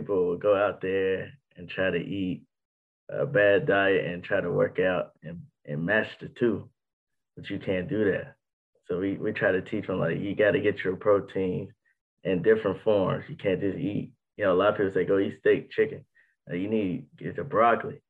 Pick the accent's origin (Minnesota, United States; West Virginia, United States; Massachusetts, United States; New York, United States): West Virginia, United States; also born or lived in Brownwood, Texas; now in Tennessee, United States; I'm from West Virginia